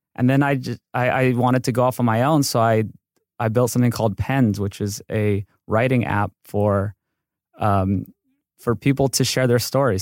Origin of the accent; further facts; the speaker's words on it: Hawaii, United States; moved away as an adult; now in Los Angeles, United States; I grew up in Hawaii, and then I came to U C L A for mechanical engineering